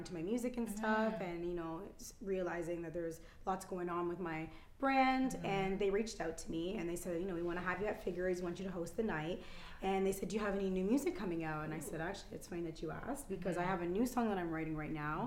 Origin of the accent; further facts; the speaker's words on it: Toronto, Ontario, Canada; I'm Italian Jamaican, and I was born and raised here though, and I find that in Toronto we are like this big melting pot